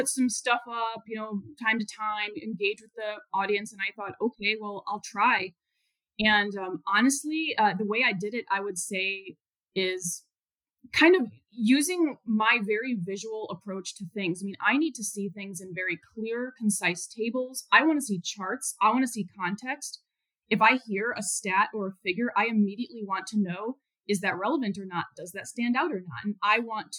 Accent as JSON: {"language": "English", "town": "Chicago", "region": "Illinois", "country": "United States", "tie": "born or raised there", "also_born_or_lived": "Houston", "moved": "yes", "said": "I'm from the Chicago area, but I did not grow up on a farm. I grew up in the suburbs"}